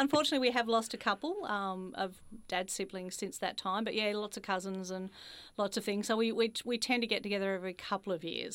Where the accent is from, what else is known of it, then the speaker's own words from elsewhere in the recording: Ballarat, Victoria, Australia; I'm a country girl, grew up in Ballarat